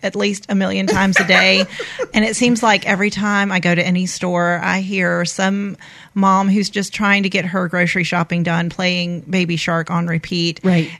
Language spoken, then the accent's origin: English; Panama City, Florida, United States; moved away as an adult; now in Mobile, United States; I grew up actually in Florida. Um, I attended Rutherford High School in Panama City, Florida